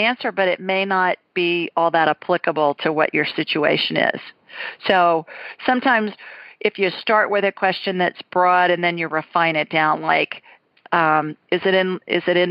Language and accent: English; Columbus, Ohio, United States; moved away; Two Columbus girls tonight. Well, three, including me, but I haven't lived there in a long time